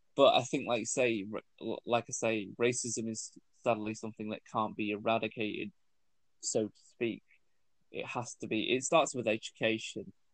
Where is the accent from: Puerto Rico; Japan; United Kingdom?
United Kingdom; I was born here. Mum was born here